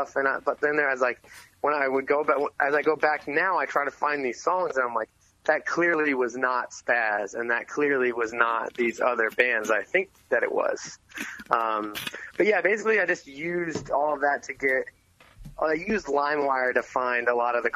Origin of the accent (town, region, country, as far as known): Enumclaw, Washington, United States; born or raised there; also born or lived in Concord, California